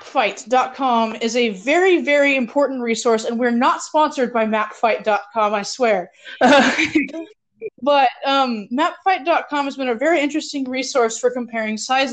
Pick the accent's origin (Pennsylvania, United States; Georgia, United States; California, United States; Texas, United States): Texas, United States; Fort Worth; now in Alaska, United States; I come from the hustle and bustle of Fort Worth, Texas, which has, I learned the other day, more people in it than the entirety of Alaska, where I live now.